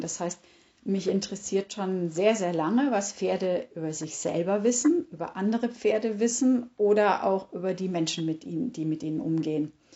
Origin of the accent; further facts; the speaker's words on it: Germany; bei uns in Deutschland